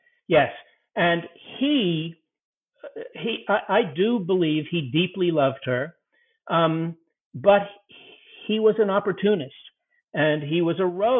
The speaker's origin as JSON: {"language": "English", "country": "United Kingdom", "said": "I'm a British, so I don't know how to pronounce the Russian words."}